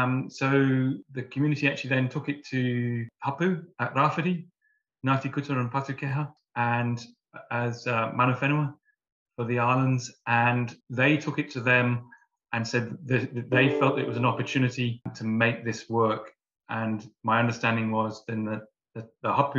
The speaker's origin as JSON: {"language": "English", "area": "Warwickshire", "region": "West Midlands", "country": "United Kingdom", "tie": "born or raised there", "moved": "as an adult", "lives_now": "New Zealand", "said": "growing up in the UK, I grew up on a farm in the Midlands in Warwickshire."}